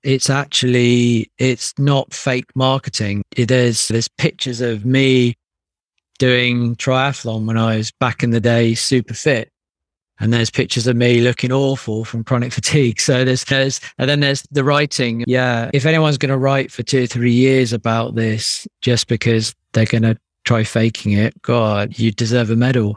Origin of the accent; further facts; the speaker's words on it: United Kingdom; being British